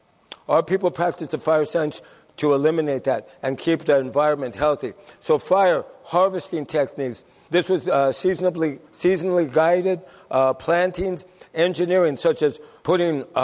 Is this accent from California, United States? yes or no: yes; Santa Isabel Reservation, California, United States; I'm a Ipai Kumia from the Santa Isabel Reservation